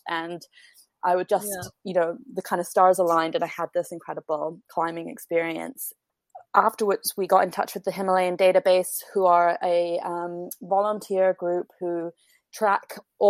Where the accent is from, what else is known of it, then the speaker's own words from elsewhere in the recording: Canada; now in London, United Kingdom; although I'm Canadian, I have a British passport, and kind of the centers for publishing really are New York and London. So I thought I would go to London, take advantage of my ability to work over here.